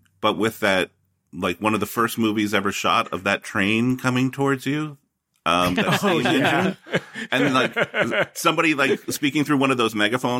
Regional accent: Philadelphia, Pennsylvania, United States; So there, I grew up in Philadelphia, and there was a local version of the grind

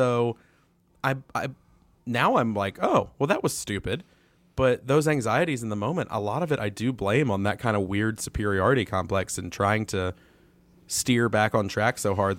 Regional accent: the South, United States; And so, like, growing up in the South, I mean, geez, these have both been long-winded answers to your question.

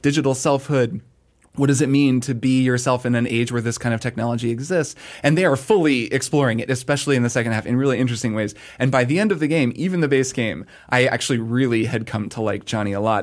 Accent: United States; as an American

